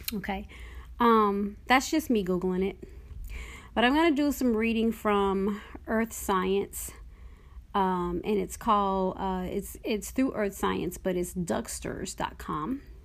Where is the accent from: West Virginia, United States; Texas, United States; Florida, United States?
Texas, United States; Dallas; moved away; also born or lived in Oklahoma; I grew up in Texas, But I didn't really, I mean, you know, I was in Dallas.